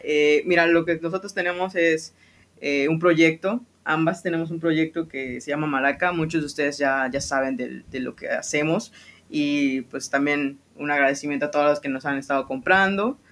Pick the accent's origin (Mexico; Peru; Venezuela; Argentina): Mexico; Mérida, Yucatán; yo nací aquí, yo soy de aquí de Mérida, de Yucatán